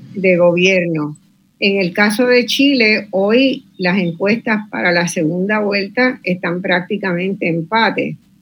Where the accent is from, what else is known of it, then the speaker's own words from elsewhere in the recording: Puerto Rico; desde Puerto Rico